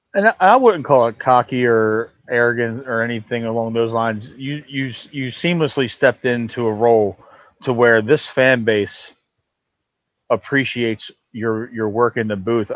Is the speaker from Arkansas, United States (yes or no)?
no; Baltimore, Maryland, United States; My, my parents had a mom and pop corner store for 25 years in, in, in North Baltimore City